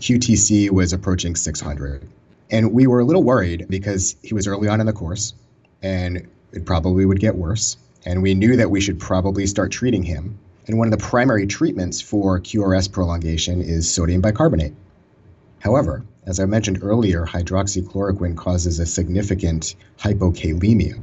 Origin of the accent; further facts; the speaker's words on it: Boston, Massachusetts, United States; also born or lived in Maryland; I moved back home from Maryland to Boston area